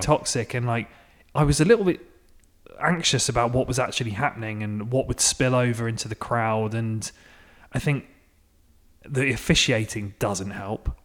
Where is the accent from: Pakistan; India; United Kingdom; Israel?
United Kingdom; England; now in United States; living in America as an Englishman